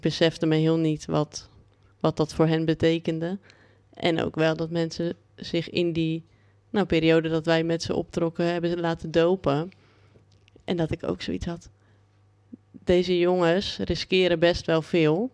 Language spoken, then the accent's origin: Dutch; Haastrecht, South Holland, Netherlands; now in Amsterdam, Netherlands; ik ben opgegroeid in Haastrecht. Daar hadden we meer, hebben we meer koeien dan mensen